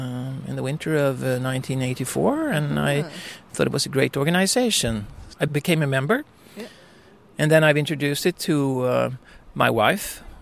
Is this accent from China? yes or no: no; Sweden; I'm from Sweden.